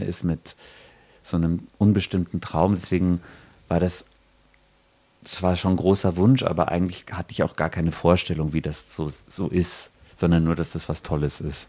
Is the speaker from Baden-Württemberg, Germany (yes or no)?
no; Regensburg, Bavaria, Germany; now in Bochum, Germany; ich komme aus Regensburg, das ist so eine Stadt, die ist sehr, sehr schön